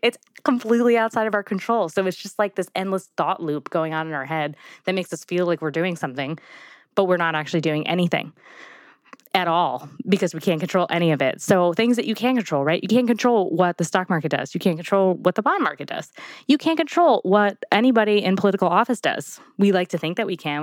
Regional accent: New York, United States; I'm from New York

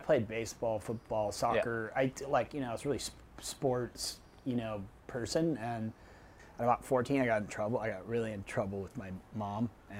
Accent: Miami, Florida, United States; born there; also born or lived in Chicago / New Jersey / Los Angeles / San Diego; and then I was born in Miami, and then we moved to like Chicago, and then we moved to like Jersey, and then we ended up out in LA.

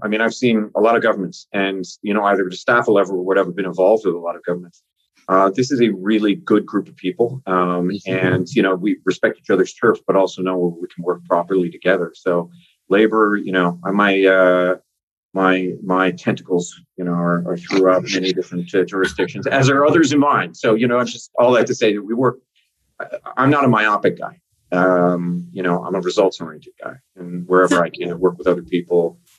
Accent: Newfoundland and Labrador, Canada; accent: Newfoundland; But I have a Newfoundland accent. Now, I don't always have it. It's my real accent, I call it. But when I grew up in Labrador, at a base there

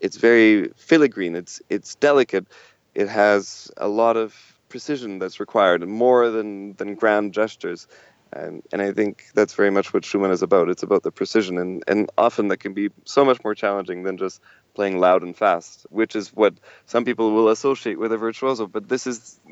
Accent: Canada; we're all Canadian

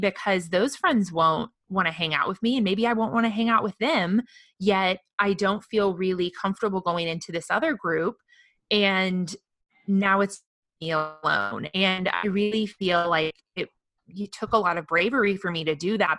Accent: the Midwest, mid Missouri, United States; now in Austin, United States; growing up in the Midwest

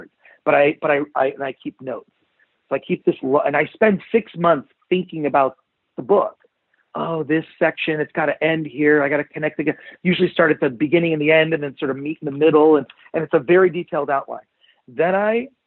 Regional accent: Detroit, Michigan, United States; when I was a little kid, I grew up in Detroit

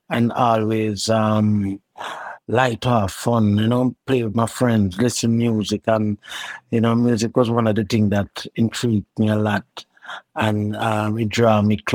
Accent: Kingston, Jamaica; Well, it was a neighborhood. Um, it was a kind of like a rough, you know, rough, rough neighborhood. You know, I never grew up in any uptown or whatsoever. I always grew up in the, the hood

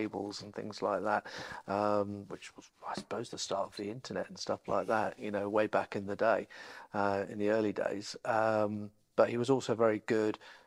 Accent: Essex, East of England, United Kingdom; moved away; also born or lived in Norwich, Norfolk; I grew up in Essex, so I'm a Norfolk boy when it suits, I'm an Essex boy when it suits

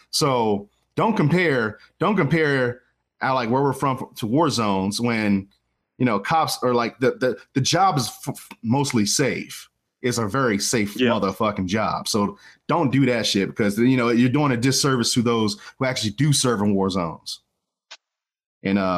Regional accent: Washington, District of Columbia, United States; I'm from these ghettos, right? I'm from Washington D.C. Northeast, uh, Benning Road. Holler.

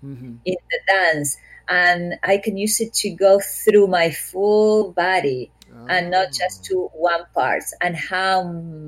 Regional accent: Córdoba, Argentina; moved away; I'm not from Buenos Aires, but I'm from Cordoba

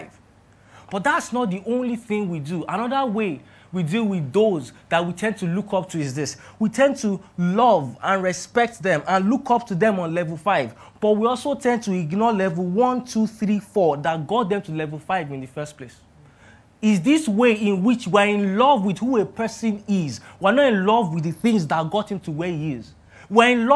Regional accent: Ilorin, Kwara, Nigeria; moved away as an adult; now in Lagos, Nigeria; I was born and bred in Ilorin and things were very, very chill there

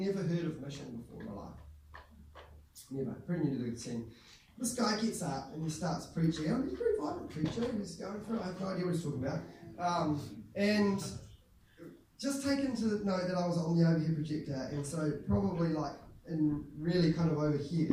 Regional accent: Whanganui, Manawatū-Whanganui, New Zealand; I became a Christian when I was my last year of intermediate, and in Whanganui, Christchurch Whanganui

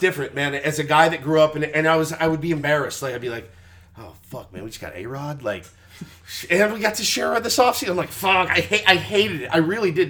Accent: Texas, United States; I grew up in Texas

